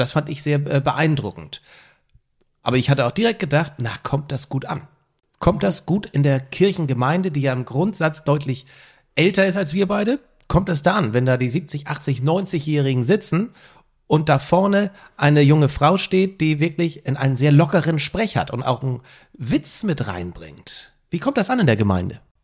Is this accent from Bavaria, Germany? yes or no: no; Mildstedt, Schleswig-Holstein, Germany; ich bin ja in Milchstedt aufgewachsen.